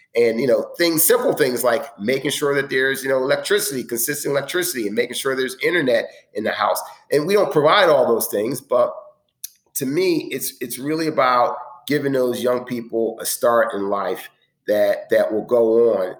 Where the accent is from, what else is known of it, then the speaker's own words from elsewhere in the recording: Philadelphia, Pennsylvania, United States; I grew up in the other end of town, but it's, it's my hometown